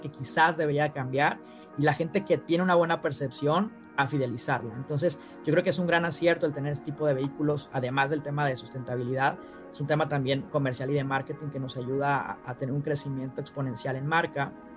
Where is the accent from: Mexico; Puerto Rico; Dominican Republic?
Mexico; Sonora; yo soy de Sonora